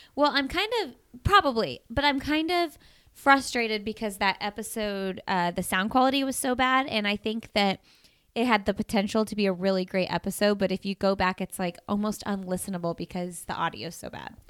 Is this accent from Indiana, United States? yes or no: yes; Bloomington, Indiana, United States; I'm from Bloomington. So we both, we were going to school at I U, which is my hometown, by the way